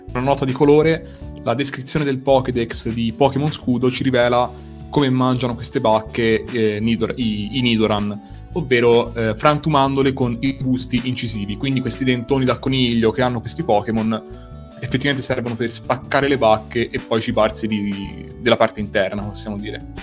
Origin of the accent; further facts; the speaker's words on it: Tuscany, Italy; io in quanto toscano